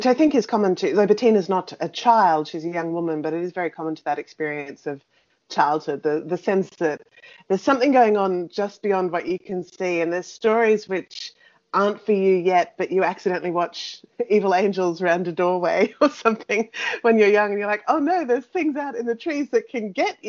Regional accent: Australia; me growing up on European folktales in an Australian landscape

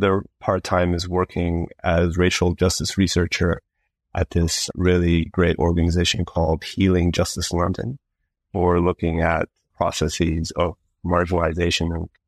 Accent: Berlin, Germany; also born or lived in Montreal, Canada; now in United Kingdom; So I was born in Canada, but I was raised in Berlin in Germany. And then I went back to Montreal, the city where I was born, to do my studies.

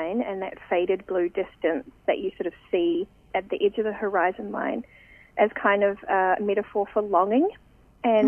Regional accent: New Zealand; moved away as an adult; now in Sydney, Australia; I am from New Zealand originally, but I am now based in Sydney and I've been there for nearly 4 years.

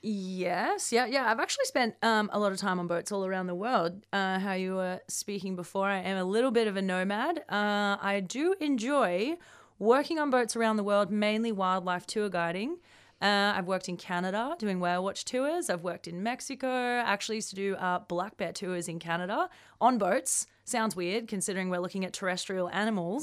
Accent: Melbourne, Victoria, Australia; moved away; come home to Melbourne, my home state of Victoria

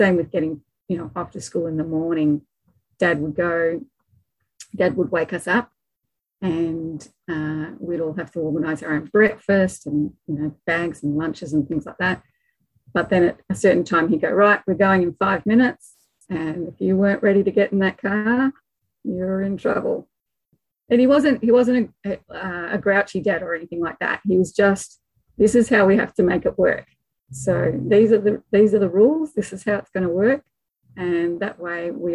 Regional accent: Melbourne, Victoria, Australia; I grew up in Melbourne, Victoria, and just in the leafy suburbs out in the northeastern

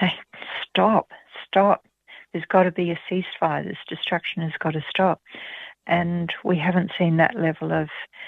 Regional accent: Australia; As an Australian

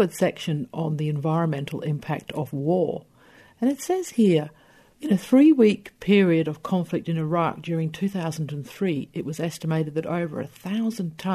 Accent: Scotland, United Kingdom; I was born in 1964 in Scotland

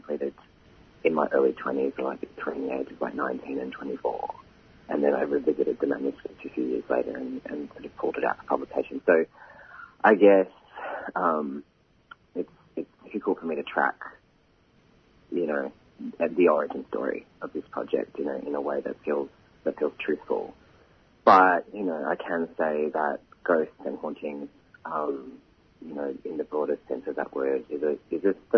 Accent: Sydney, New South Wales, Australia; I am New South Wales Koori, so my mum's Wiradjuri, my dad's English. I was born here on Gadigal country, which is where I am today

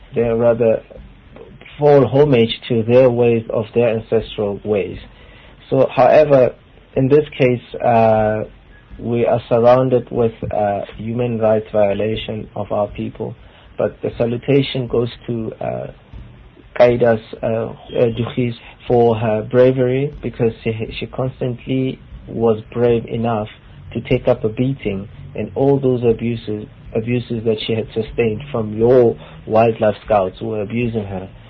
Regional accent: Bloemfontein, Free State, South Africa; I'm a Kora man. I come from Bloemfontein. I was born there as well.

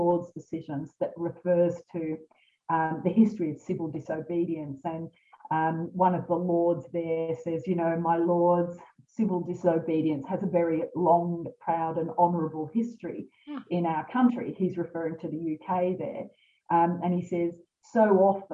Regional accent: Lismore, New South Wales, Australia; I'm from Lismore.

